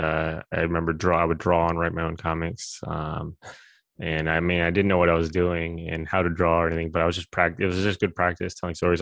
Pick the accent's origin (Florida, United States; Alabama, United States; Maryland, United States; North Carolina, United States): Maryland, United States; moved away as an adult; now in California, United States; I grew up on the East Coast in Maryland